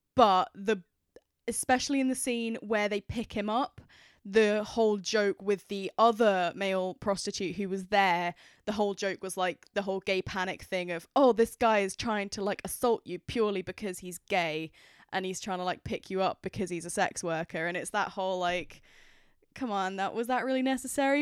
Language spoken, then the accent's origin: English; United Kingdom; I am British.